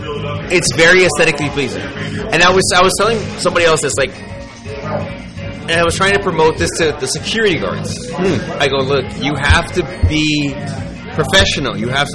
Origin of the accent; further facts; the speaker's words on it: Cleveland, Ohio, United States; I was born in Cleveland, Ohio. I'm a Browns fan.